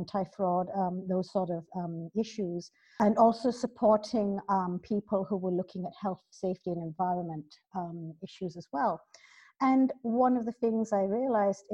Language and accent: English; Malaysia; moved away as an adult; now in London, United Kingdom; I was born here in London, but I've spent most of my life both schooling and working in Malaysia